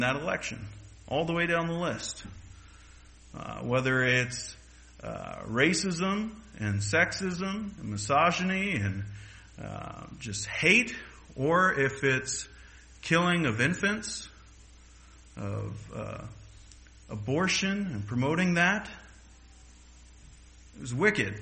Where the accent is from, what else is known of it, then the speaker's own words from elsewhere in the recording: United States; as an American